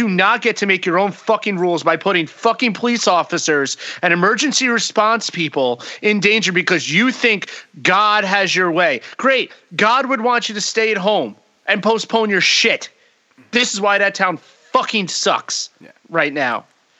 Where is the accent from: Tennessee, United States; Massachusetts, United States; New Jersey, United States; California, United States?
New Jersey, United States; Lakewood; born or raised there